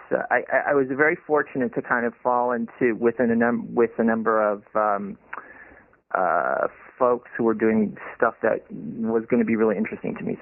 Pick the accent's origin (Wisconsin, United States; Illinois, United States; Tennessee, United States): Wisconsin, United States; Madison; actually, I I am very fond of Madison, Wisconsin.